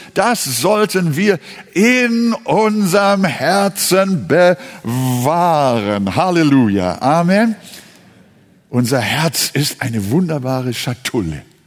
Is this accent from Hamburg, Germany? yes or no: yes; Hamburg, Germany; now in Quickborn, Germany; Ich, äh, bin ja Hamburger schon seit neunzehnhundertdreiundvierzig